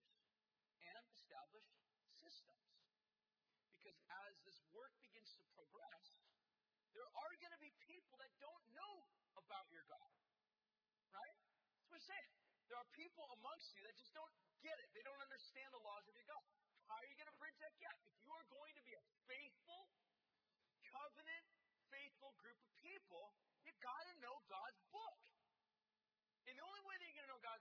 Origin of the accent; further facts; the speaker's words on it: United States; as American people